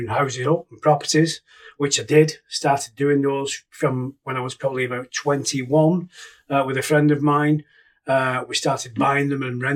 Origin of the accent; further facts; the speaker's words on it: Keresley, West Midlands, United Kingdom; In Kersley. I've never moved. My parents are still there now. And now I'm living on the same street as them. Always stayed there. Been there since birth.